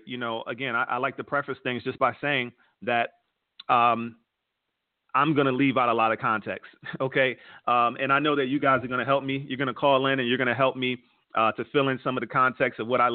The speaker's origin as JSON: {"language": "English", "town": "Philadelphia", "region": "Pennsylvania", "country": "United States", "moved": "yes", "lives_now": "Atlanta, United States", "said": "Atlanta, where I live right now, I'm from Philadelphia, Pennsylvania, currently live right outside of Atlanta"}